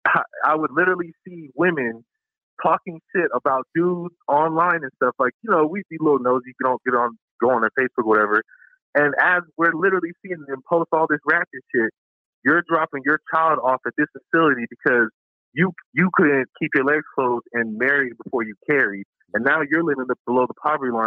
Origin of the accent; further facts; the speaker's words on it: Colorado, United States; I'm from Colorado